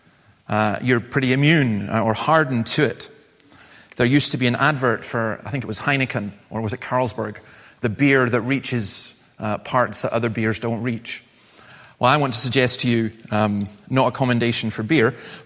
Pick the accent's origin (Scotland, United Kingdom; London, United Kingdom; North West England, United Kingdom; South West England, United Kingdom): Scotland, United Kingdom; the Highlands; I come from the Highlands.